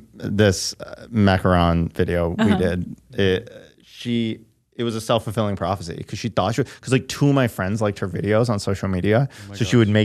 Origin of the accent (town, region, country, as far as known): Michigan, United States; now in Los Angeles, United States